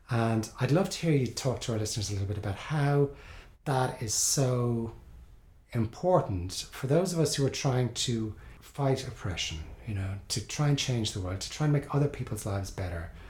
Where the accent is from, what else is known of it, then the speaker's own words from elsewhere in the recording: Ireland; moved away; I grew up in Ireland